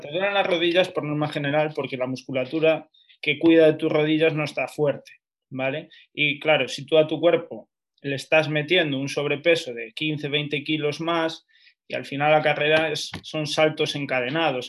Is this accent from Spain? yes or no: yes; Lugo, Galicia, Spain; now in Madrid, Spain; yo soy de Lugo